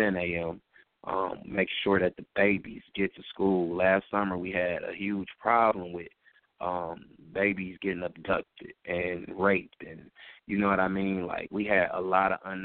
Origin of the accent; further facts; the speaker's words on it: Detroit, Michigan, United States; I grew up in Detroit public schools